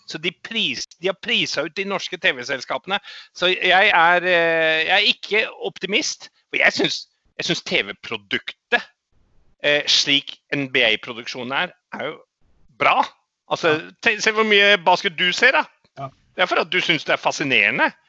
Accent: New Zealand; also born or lived in Australia; now in Norway; hadde, jeg hadde en opplevelse da vi flytta i min barndom fra Australia til New Zealand. Da var jeg mm. litt bedrøvet og lei meg for at jeg ikke kunne spille Aussie Rules lenger.

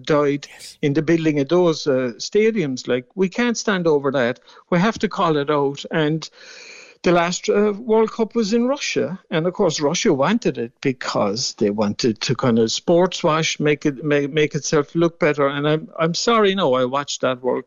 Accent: Mallow, Munster, Ireland; born or raised there

